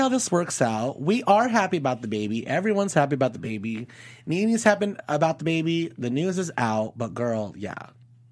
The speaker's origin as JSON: {"language": "English", "town": "Las Vegas", "region": "Nevada", "country": "United States", "said": "I'm from Vegas"}